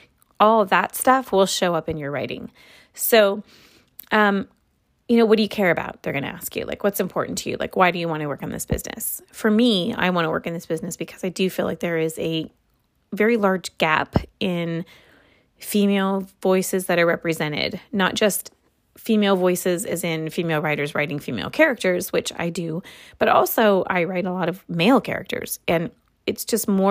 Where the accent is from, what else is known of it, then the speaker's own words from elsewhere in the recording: Los Angeles, California, United States; also born or lived in Santa Monica; I am from Santa Monica, but I'm Los Angeles born and bred.